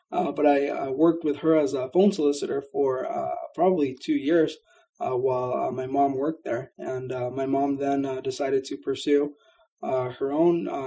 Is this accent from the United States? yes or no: yes; Riverside, California, United States; also born or lived in Mexico; I did grow up in Riverside, although I'm not originally from here.